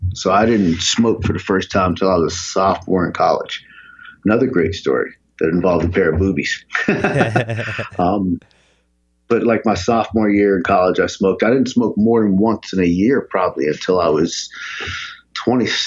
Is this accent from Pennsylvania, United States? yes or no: yes; Philadelphia, Pennsylvania, United States; I grew up, I was born in Southwest Philadelphia, and my family moved to the suburbs when I was like 11